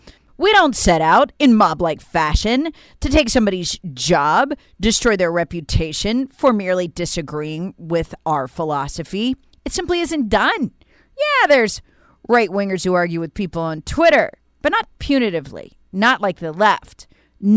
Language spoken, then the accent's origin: English; South Carolina, United States; It's happening right now in my home state of South Carolina.